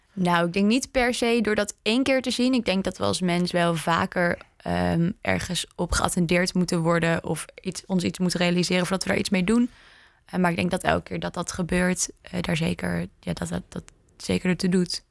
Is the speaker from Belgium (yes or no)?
no; Indonesia; moved away; ik ben opgegroeid in Indonesië